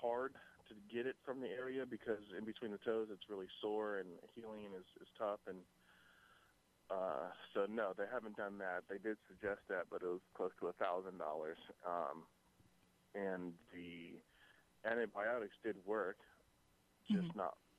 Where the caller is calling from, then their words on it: San Luis Obispo, California, United States; San Luis Obispo.